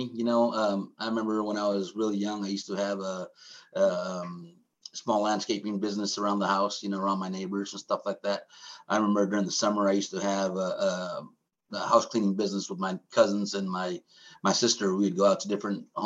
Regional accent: San Francisco Bay Area, California, United States; I grew up in San Francisco Bay Area.

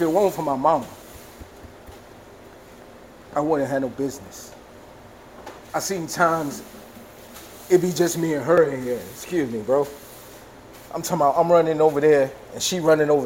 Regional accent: Greenville, United States; Greenville, my home

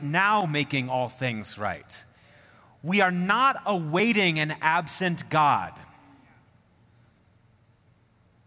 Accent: Midwest, United States; moved away as an adult; now in Colorado, United States; I do remember being a Midwesterner looking at the mountains.

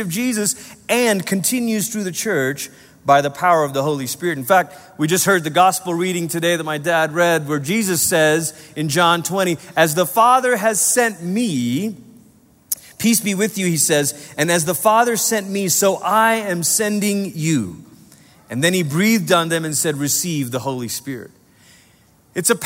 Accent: Malaysia; now in United States; I was growing up in Malaysia. I was 8 years old

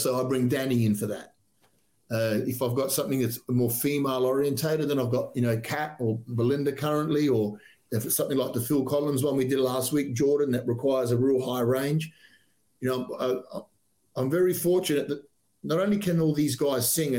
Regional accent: South Australia, Australia; We're Australian bands

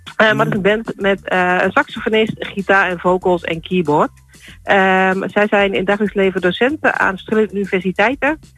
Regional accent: Turkey; accent: Turkish; mijn Turkse tongval

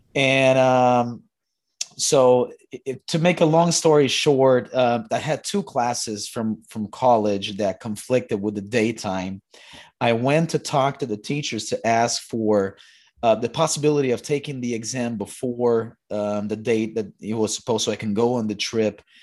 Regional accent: Brazil; moved away; I was born in Brazil.

